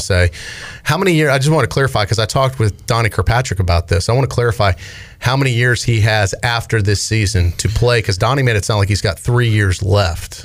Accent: Raleigh, North Carolina, United States; also born or lived in Chicago; am born in Chicago, raised in Raleigh

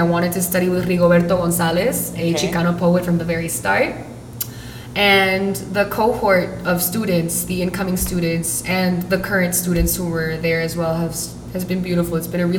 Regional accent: Puerto Rico; moved away as an adult; also born or lived in New York; now in Newark, United States; I was raised and based until recently, right before my move to Newark, which was 6 months ago, on the island in Puerto Rico. And I consider myself fully Puerto Rican, but my parents are Mexican, and I was born in New York.

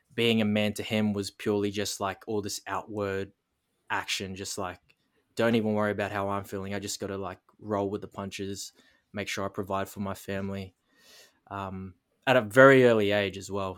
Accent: Darwin, Northern Territory, Australia; born and raised in Darwin, Northern Territory, the most northern coastal point of Australia

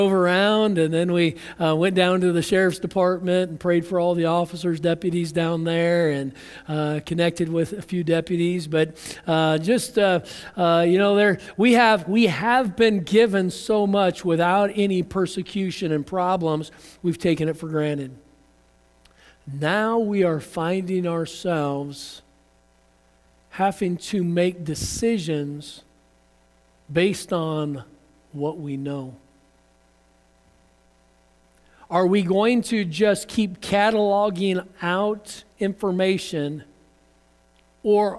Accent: United States; I'm an American

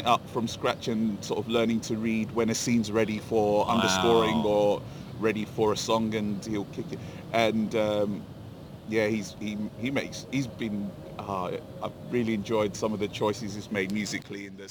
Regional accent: London, United Kingdom; I'm from Inner East London

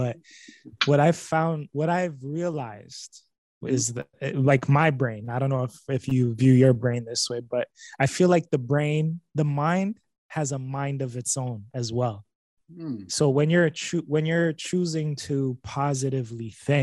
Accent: Niagara, Ontario, Canada; I grew up in Niagara

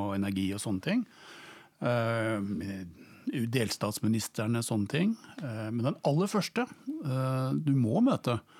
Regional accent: Norway; first language Norwegian; also born or lived in Bonn, Germany; jeg vokste opp i Norge og vi snakket norsk hjemme

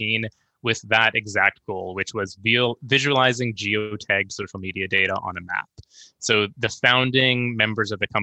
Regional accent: Victoria, British Columbia, Canada; I get to kind of hang my hat in my hometown

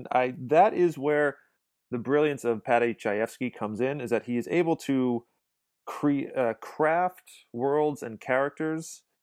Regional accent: New York City, New York, United States; I am from Brooklyn

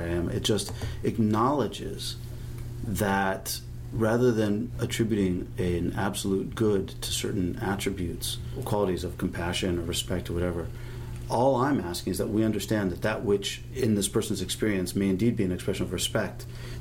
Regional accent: Los Angeles, California, United States; I grew up in Los Angeles, in the San Fernando Valley, walking barefoot

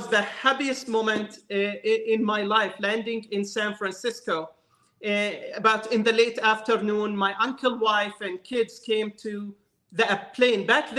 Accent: West Bank, Palestine; moved away as an adult; now in United States; I was born and raised in the West Bank area in Palestine.

